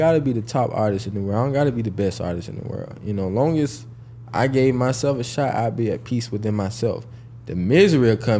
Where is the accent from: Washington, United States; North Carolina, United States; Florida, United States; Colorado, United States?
Florida, United States; Jacksonville; I'm actually from Jacksonville, Florida